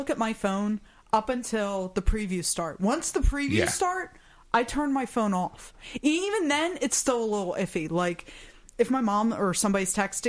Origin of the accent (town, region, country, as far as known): Germany; born there